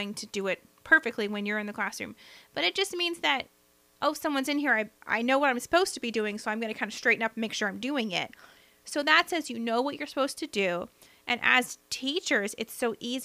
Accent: the South, United States; accent: Southern; my Southern accent

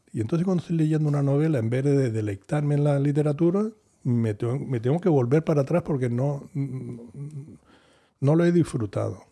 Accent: Canary Islands, Spain

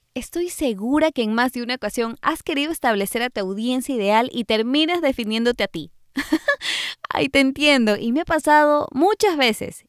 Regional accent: Ecuador; moved away; cuando hacía fotografía de recién nacidos en mi país, Ecuador

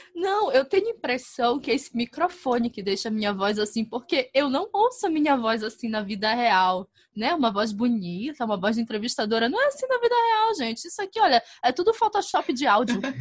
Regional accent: North Region, Brazil; accent: northern (norte); o sotaque daqui é muito puxado pro de Portugal

